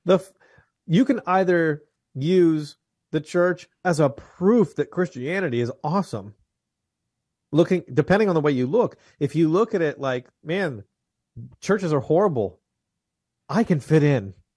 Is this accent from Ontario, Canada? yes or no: yes; just outside of Toronto, Ontario, Canada; now in Franklin, Tennessee, United States; I was born in Canada. I'm just outside of Toronto in Ontario, the province of Ontario